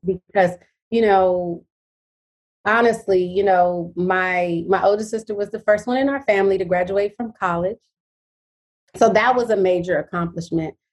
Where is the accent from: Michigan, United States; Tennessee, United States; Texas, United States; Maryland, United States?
Michigan, United States; Detroit; I'm from Detroit, Michigan. That's where I'm from, born and raised.